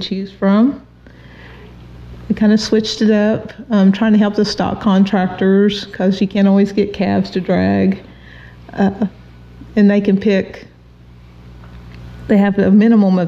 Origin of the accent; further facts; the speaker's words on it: Washington County, Oklahoma, United States; I grew up in Washington County